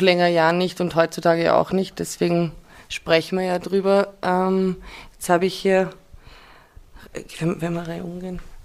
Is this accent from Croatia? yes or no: no; Vienna, Austria; ich bin ja in Wien geboren und aufgewachsen in Wien und im Südl, südlich von Wien.